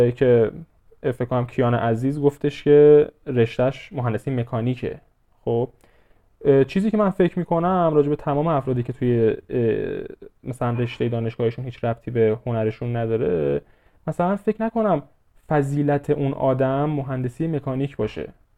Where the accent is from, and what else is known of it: Iran